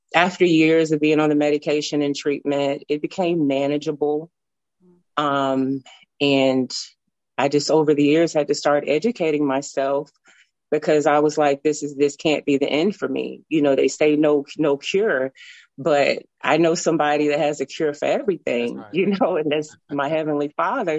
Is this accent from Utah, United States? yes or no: no; Tennessee, United States; moved away as an adult; now in Alabama, United States; I'm from Tennessee. I moved to Alabama back in 2005